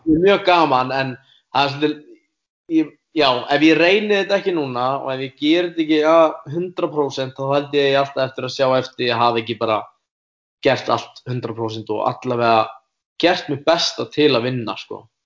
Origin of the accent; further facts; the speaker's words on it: Iceland; ég er frá Íslandi